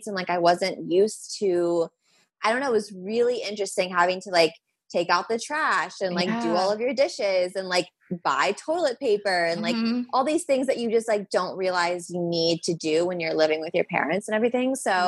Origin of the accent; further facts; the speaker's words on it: Los Angeles, California, United States; I'm born and raised in Los Angeles